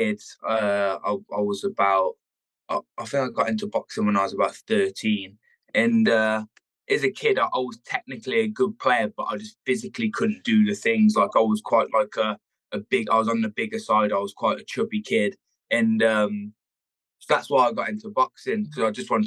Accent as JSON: {"language": "English", "town": "Worcester", "region": "West Midlands", "country": "United Kingdom", "tie": "born or raised there", "said": "grow up here and to live here still"}